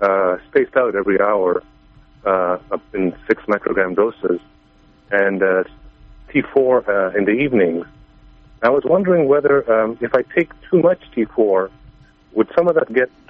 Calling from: New Hampshire, United States; I'm calling from New Hampshire.

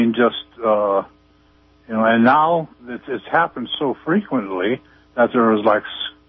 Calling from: Arcata, California, United States; Hello, I'm from Arcata.

